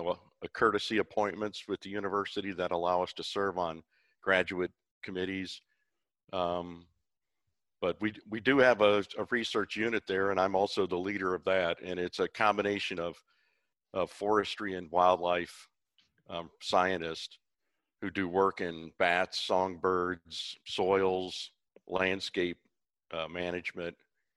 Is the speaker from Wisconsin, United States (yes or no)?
yes; Brown Deer, Wisconsin, United States; moved away as an adult; also born or lived in North Carolina / Missouri; when I was about 10, I traveled with the family along the caravan trails from North Carolina to Brown Deer, Wisconsin.